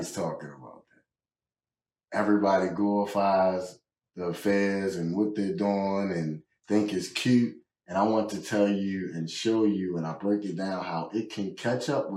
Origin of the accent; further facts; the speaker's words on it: Baltimore, Maryland, United States; I'm from Baltimore.